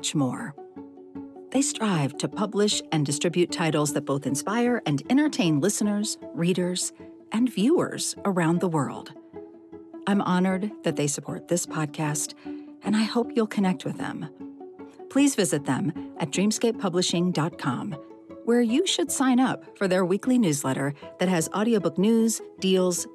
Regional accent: Colorado, United States; Colorado Humanities celebrates storytellers in my home state

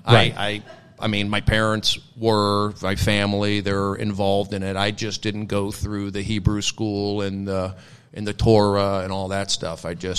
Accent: Los Angeles, California, United States; I grew up in the San Fernando Valley, 818 till I die. Yes, born at Kaiser, Panorama City.

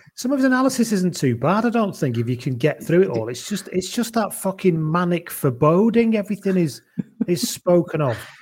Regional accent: Wales, United Kingdom; Wales, England

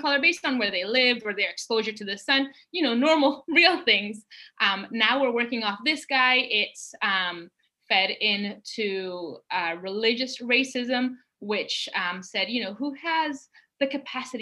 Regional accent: Canada; I said, I'm Canadian. I live in Canada.

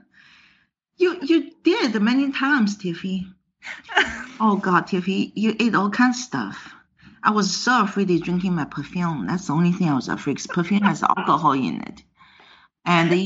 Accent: China; English is a second language; moved away as an adult; now in New York, United States; I immigrated from China to United States

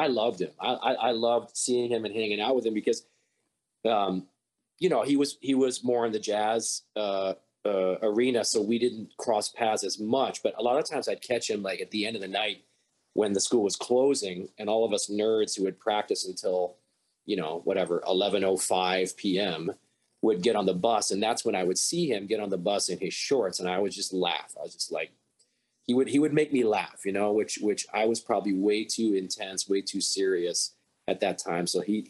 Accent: Champaign, Illinois, United States; moved away as an adult; also born or lived in Chicago, Illinois; now in Montreal, Canada; I was born in Champaign, Illinois, and that's about 2 hours south, well, 2.5 hours south of Chicago. That's where the University of Illinois is located.

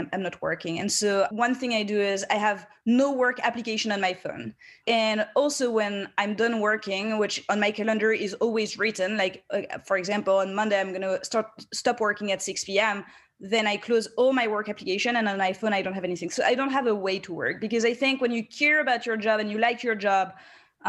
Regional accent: France; moved away as an adult; now in United States; I grew up in France and then I've spent 7 years in the US

